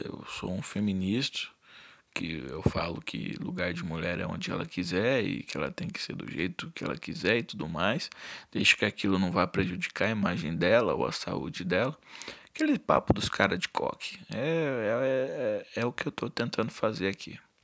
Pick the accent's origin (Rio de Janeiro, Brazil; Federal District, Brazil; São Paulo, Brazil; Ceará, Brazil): São Paulo, Brazil; eu sou de São Paulo